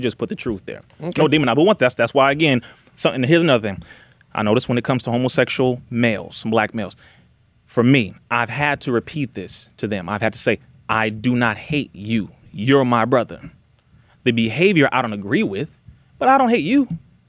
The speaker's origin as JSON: {"language": "English", "town": "Compton", "region": "California", "country": "United States", "said": "I'm from Compton."}